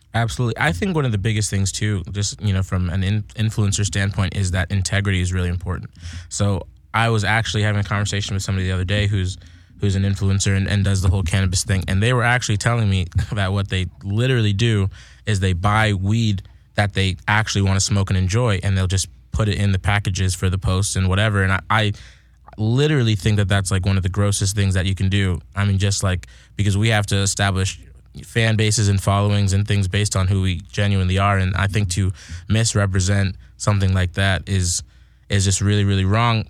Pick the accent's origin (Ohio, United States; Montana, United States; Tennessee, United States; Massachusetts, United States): Massachusetts, United States; now in California, United States; I'm from Massachusetts